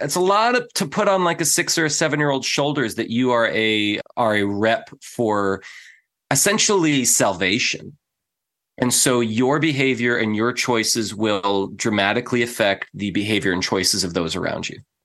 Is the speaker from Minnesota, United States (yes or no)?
no; San Diego, California, United States; also born or lived in Midwest; I was raised in San Diego amongst Californians, which are not normal people